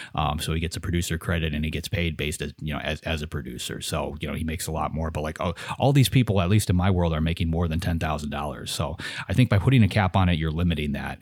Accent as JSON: {"language": "English", "country": "United States", "said": "I'm an American, so I'm lazy. I only speak English"}